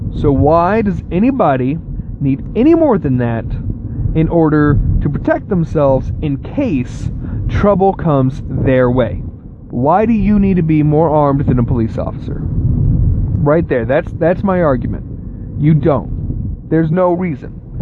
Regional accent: Texas, United States; now in Ohio, United States; I was born and mostly raised in Texas, where I grew up

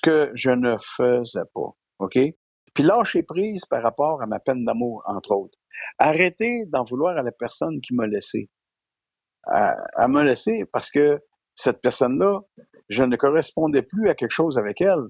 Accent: Quebec, Canada; je suis un comédien, que je viens du Québec

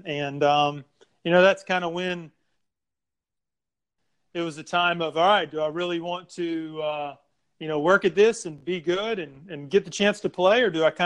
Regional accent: Vicksburg, Mississippi, United States; I grew up in Vicksburg, Mississippi

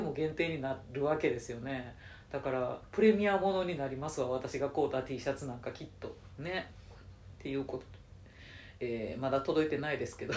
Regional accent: Nara, Japan; 地元の奈良の駅

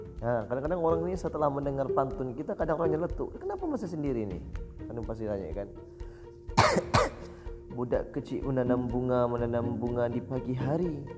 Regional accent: Bintan Regency, Riau Islands, Indonesia; saya dari Kabupaten Bintan, Provinsi Kepulauan Riau

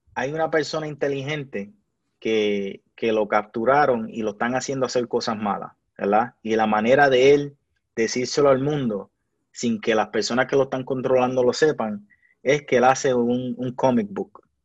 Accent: Puerto Rico; el país mío

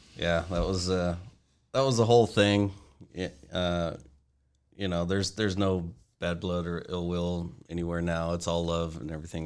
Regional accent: Aberdeen, Washington, United States; I grew up in Aberdeen, Washington, the west side of the state

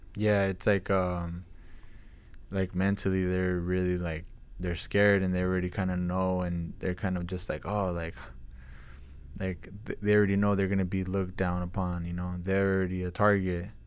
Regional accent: Camarillo, California, United States; growing up in Camarillo

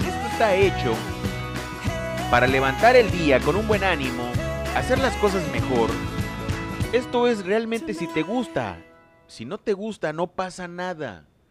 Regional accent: Lerdo de Tejada, Veracruz, Mexico; mi gente de Ciudad Lerdo de Tejada, Veracruz, México, mi tierra natal

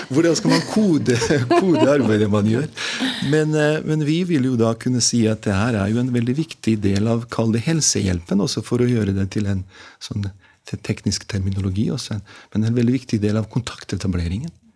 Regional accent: Mostar, Federation of Bosnia and Herzegovina, Bosnia & Herzegovina; Norwegian is a second language; moved away as an adult; also born or lived in Gjøvik, Norway; now in Norway; jeg er født og oppvokst i Bosnia-Hercegovina. Og jeg kom til Norge da jeg var 18 år gammel som krigsflyktning

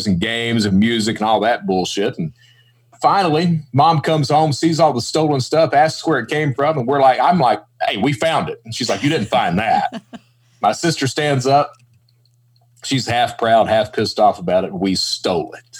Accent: Eastern Kentucky, United States; also born or lived in Florida; I'm from Eastern Kentucky

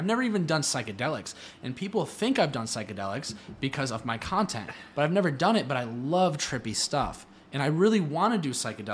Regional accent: Cleveland, Ohio, United States; I'm from Cleveland, Ohio

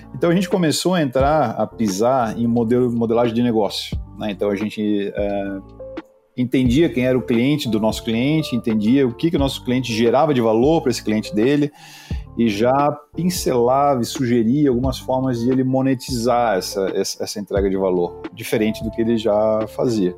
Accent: Florianópolis, Santa Catarina, Brazil; Eu sou manezinho, já, já somos poucos, né, cara, em Floripa

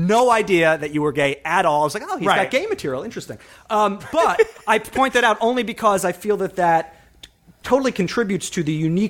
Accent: North Shore, Long Island, New York, United States; because I'm also from Long Island. I'm from like the North Shore.

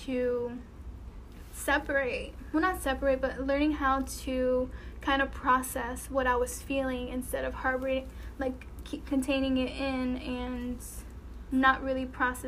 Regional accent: Connecticut, United States; moved away as an adult; now in Texas, United States; after school I would go to the beach back home. So I'm from Connecticut

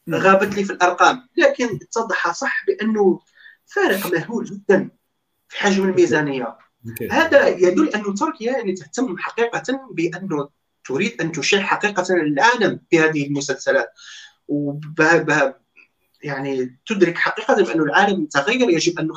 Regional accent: Algeria; احنا جزائريين على بالنا اللي على كيف على بالنا كاين فساد

